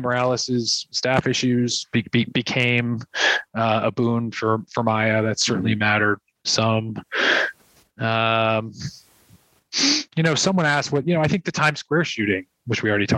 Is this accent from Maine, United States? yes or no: no; New York City, New York, United States; I'm a New Yorker first